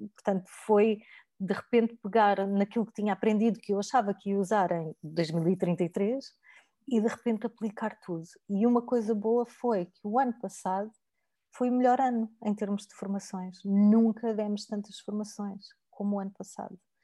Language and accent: Portuguese; Algarve, Portugal; eu venho do Algarve, de famílias humildes